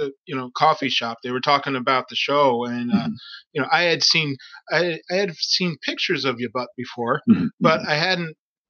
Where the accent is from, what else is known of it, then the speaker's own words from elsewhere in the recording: Greensboro, North Carolina, United States; moved away; Originally North Carolina.